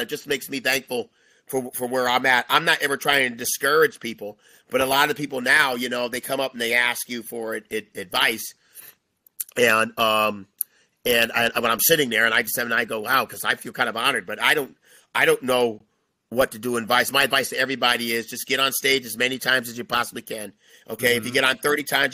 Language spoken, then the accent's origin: English; Connecticut, United States; moved away; I'm from Connecticut